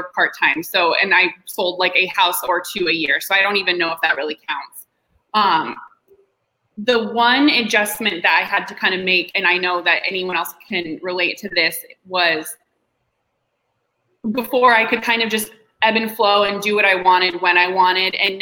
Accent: Tempe, Arizona, United States; So I was born and raised here in Arizona. I grew up in Tempe.

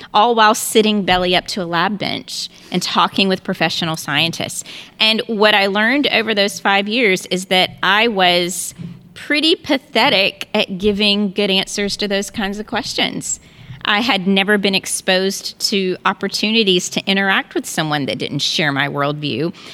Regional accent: North Carolina, United States; moved away as an adult; also born or lived in Texas; now in Houston, United States; we are originally from North Carolina, but we moved to Texas twenty years ago, and we loved it so much that we decided to stay.

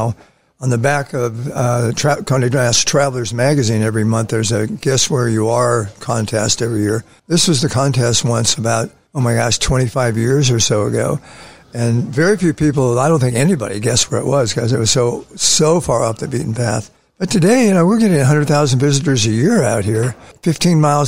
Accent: San Francisco, California, United States; moved away as an adult; also born or lived in Los Angeles; where I grew up in San Francisco

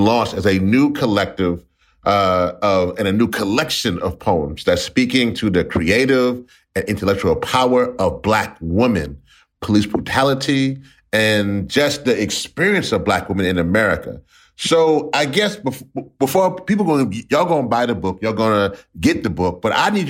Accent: Louisiana, United States; I'm from Louisiana

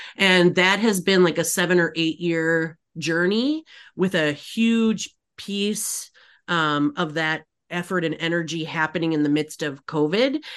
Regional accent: Upper Peninsula, Michigan, United States; moved away; I grew up in Michigan, the Upper Peninsula

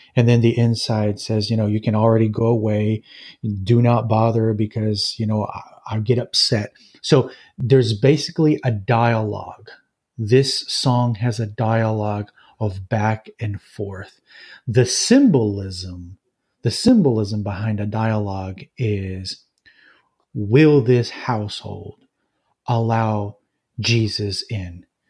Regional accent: Jalisco, Mexico; moved away as an adult; also born or lived in Los Angeles, California; now in United States; most of my life, I've, I've lived in Mexico and central Mexico in the state of Jalisco

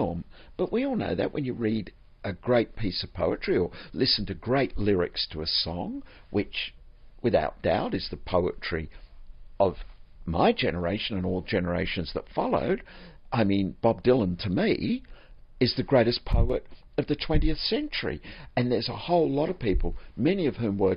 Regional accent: Australia; moved away as an adult; also born or lived in Florida, United States; Growing up in Australia, which is a strange place to grow up

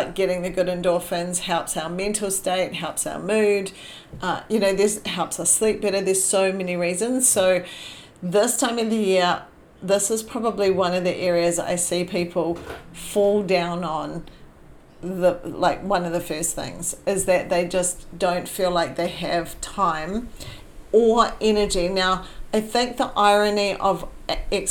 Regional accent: New Zealand; moved away; I was born in New Zealand, so it's been a few years since I went back

